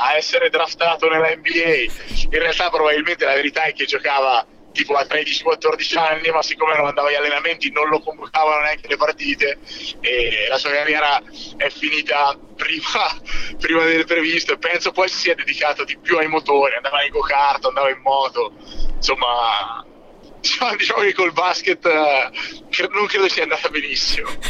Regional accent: Siena, Tuscany, Italy; io orgogliosamente sono senese, orgogliosamente sono campagnolo senese

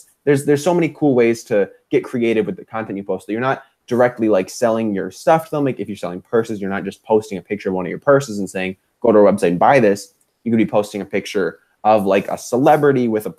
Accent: Minneapolis, Minnesota, United States; I'm from the Midwest, Minneapolis specifically

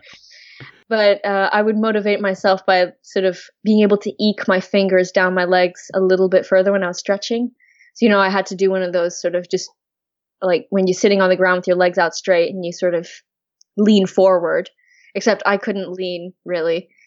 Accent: Switzerland; now in Oxford, United Kingdom; I'm from Switzerland originally

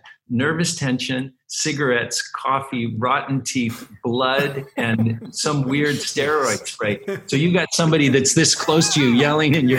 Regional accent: Utah, United States; moved away; also born or lived in California; I was born in California. I grew up in Utah

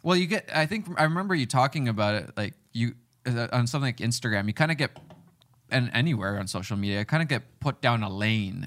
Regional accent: Finland; moved away; I grew up in Finland.

